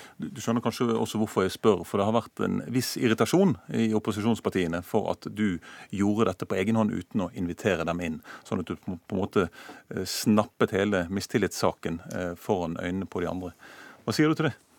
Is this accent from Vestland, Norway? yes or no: yes; Bergen, Vestland, Norway; min hjemby Bergen